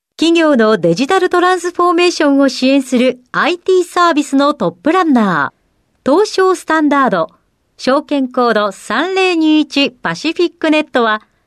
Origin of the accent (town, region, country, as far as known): Miyoshi, Hiroshima, Japan; born or raised there; moved away as an adult; also born or lived in Tokyo